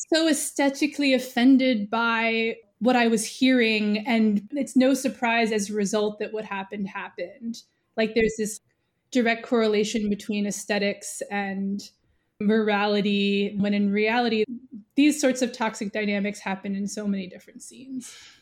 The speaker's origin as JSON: {"language": "English", "town": "New York City", "region": "New York", "country": "United States", "tie": "born or raised there", "said": "I, I grew up in New York City"}